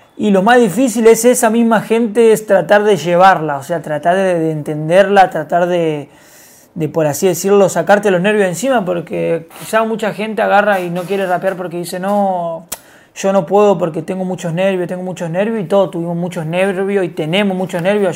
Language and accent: Spanish; González Catán, Buenos Aires Province, Argentina; Yo vengo de González Catán, Villa un barrio acá de Buenos Aires